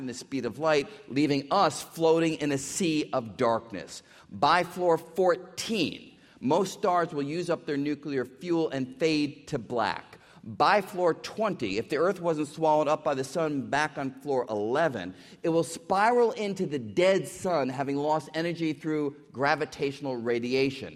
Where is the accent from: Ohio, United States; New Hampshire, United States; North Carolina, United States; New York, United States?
New York, United States; New York City; I grew up in New York City